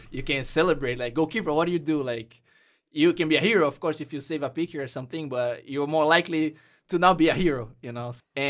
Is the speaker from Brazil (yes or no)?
yes; Brazil; English is a second language; now in United States; soccer brought me from Brazil and brought me to the U.S. And now I can speak English.